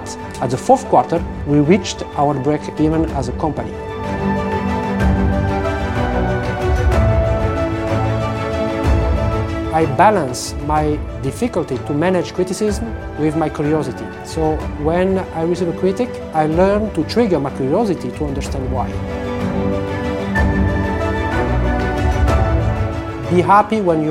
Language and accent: English; Monaco; moved away as an adult; also born or lived in Braga, Portugal / Lisbon, Portugal / Porto, Portugal; now in Italy; I am a son of Portuguese immigrants. I grew up in Monaco, in south of France.